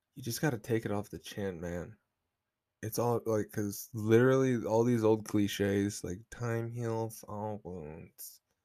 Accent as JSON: {"language": "English", "region": "Oklahoma", "country": "United States", "said": "I'm from Oklahoma. This is the South."}